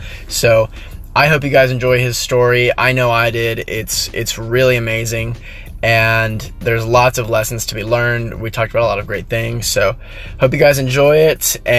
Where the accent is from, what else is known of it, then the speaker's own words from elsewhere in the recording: Lubbock, Texas, United States; now in Austin, United States; I grew up in Lubbock, which is 6 hours and northwest of here